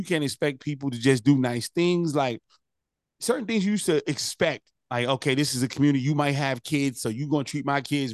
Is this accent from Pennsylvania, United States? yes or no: no; Newark, New Jersey, United States; I come from Newark, New Jersey